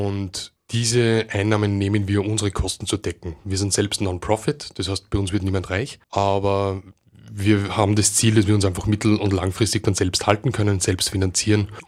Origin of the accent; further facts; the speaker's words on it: Upper Austria, Austria; now in Vienna, Austria; Ich bin eigentlich aus Oberösterreich